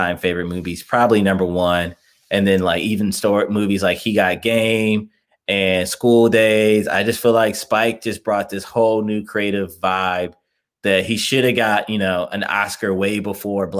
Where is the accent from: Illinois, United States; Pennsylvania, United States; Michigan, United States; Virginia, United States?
Illinois, United States; Chicago; moved away as an adult; also born or lived in Indiana; now in Cincinnati, United States; I'm originally from Chicago, Illinois. I'm born and raised there, then moved to Indiana, went to college in Indiana